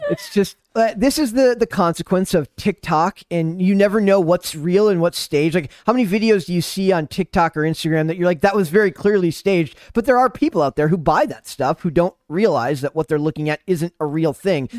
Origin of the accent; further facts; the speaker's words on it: Midwest, United States; I'm from the Midwest